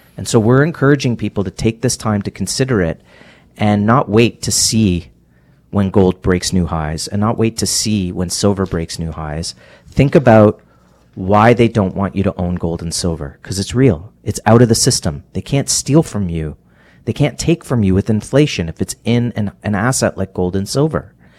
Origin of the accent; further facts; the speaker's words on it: Canada; as a Canadian